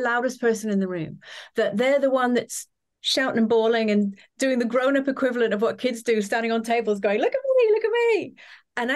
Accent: Trinidad, Trinidad & Tobago; So obviously I grew up in lots of different places. So the main place that I grew up was Trinidad in the Caribbean. And I suppose has quite an American influence there.

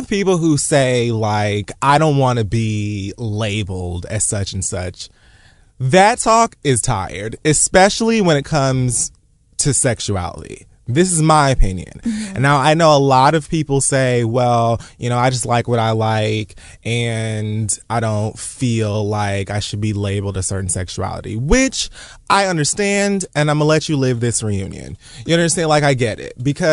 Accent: United States; I was born in America. My parents were born in Jamaica

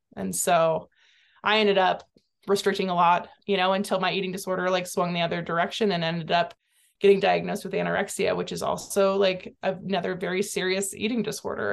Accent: Santa Cruz, California, United States; I grew up in Santa Cruz, California

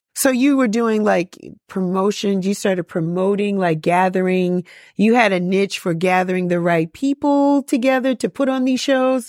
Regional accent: New York City, New York, United States; I'm a Bronx girl

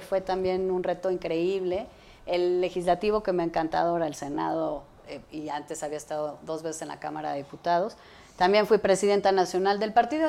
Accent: Mexico City, Mexico; yo crecí en la Ciudad de México y viví aquí

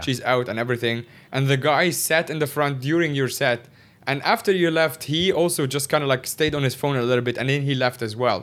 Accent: Cairo, Cairo Governorate, Egypt; moved away as an adult; also born or lived in Shanghai, China / Northeast China; now in Hong Kong; my entire life, I grew up in Cairo is, like, the capital of Egypt

